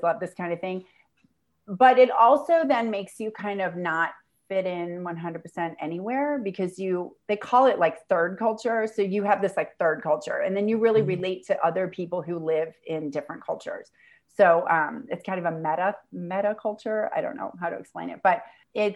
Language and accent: English; St. Louis, Missouri, United States; moved away as an adult; also born or lived in New York City, United States; now in El Salvador; St. Louis, which is my hometown